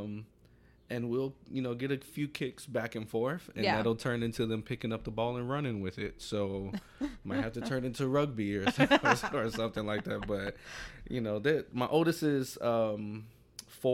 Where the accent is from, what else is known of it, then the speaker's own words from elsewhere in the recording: Chicago, Illinois, United States; I grew up in North Lawndale, still live in North Lawndale